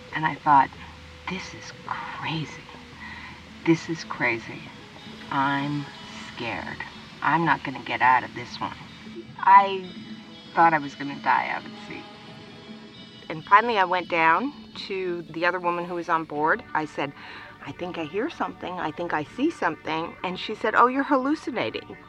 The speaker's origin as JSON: {"language": "English", "region": "British Columbia", "country": "Canada", "also_born_or_lived": "United States", "moved": "as an adult", "said": "I'm originally from Canada, from British Columbia"}